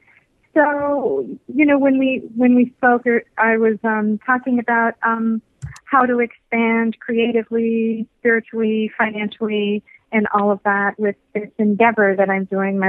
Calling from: Florida, United States; from South Florida.

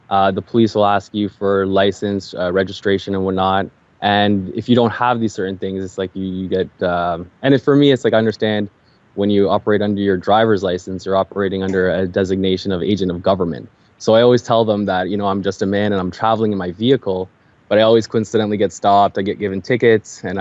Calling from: Toronto, Ontario, Canada; from Canada, Toronto, Canada.

